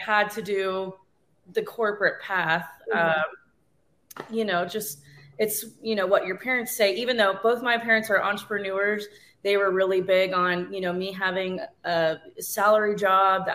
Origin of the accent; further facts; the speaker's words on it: North Carolina, United States; now in San Angelo, United States; I guess I'm originally from North Carolina